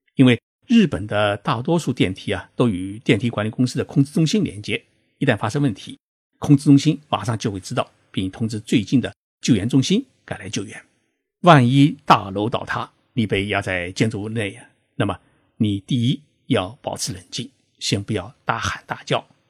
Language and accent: Chinese; China; 我们中国人到日本旅游考察